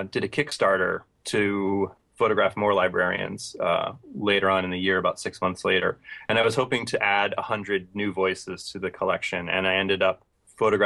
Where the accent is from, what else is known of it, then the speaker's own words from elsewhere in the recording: Philadelphia, Pennsylvania, United States; Philadelphia, which was my hometown